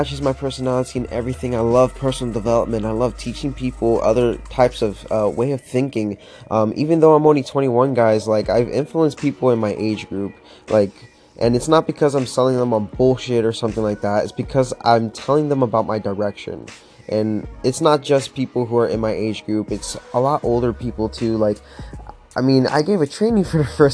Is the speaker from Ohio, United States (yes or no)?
no; Florida, United States; now in Pittsburgh, United States; I'm from Florida and honestly never dealt with like the winter or anything like that.